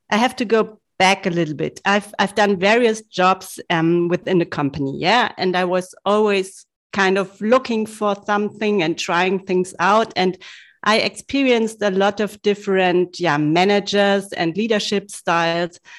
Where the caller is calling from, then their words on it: Munich, Bavaria, Germany; because I'm living in Munich and I think everybody in the whole world knows what's happening in Munich every autumn.